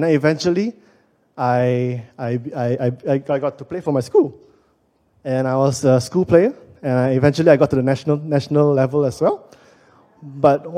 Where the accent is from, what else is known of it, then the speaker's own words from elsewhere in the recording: Penang, Malaysia; moved away as an adult; also born or lived in Kuala Lumpur, Malaysia; I'm originally from Penang, but I got a job in KL